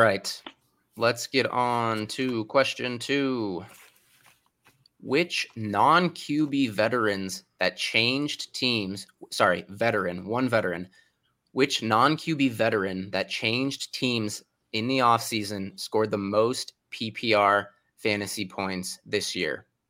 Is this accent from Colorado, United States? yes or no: yes; Denver, Colorado, United States; my hometown team, the Broncos